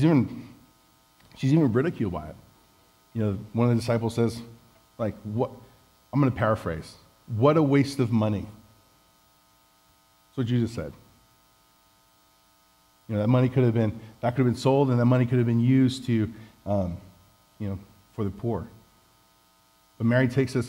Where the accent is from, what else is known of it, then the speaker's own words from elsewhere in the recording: Samoa; moved away; also born or lived in Hawaii; I was home in Samoa, which, if you didn't know, I was from Samoa. I'm from Samoa.